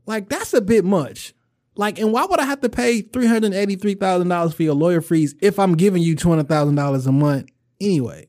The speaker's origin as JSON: {"language": "English", "town": "Chicago", "region": "Illinois", "country": "United States", "said": "I'm a nigga from Chicago"}